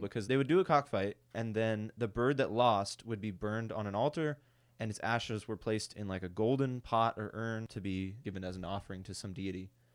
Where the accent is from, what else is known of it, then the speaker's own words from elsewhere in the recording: United States; I'm an American